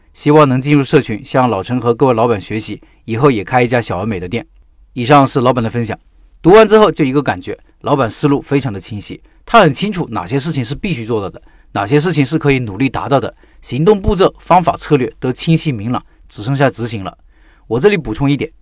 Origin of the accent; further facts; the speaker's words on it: Northeast China, China; moved away; 我就是那种典型的东北人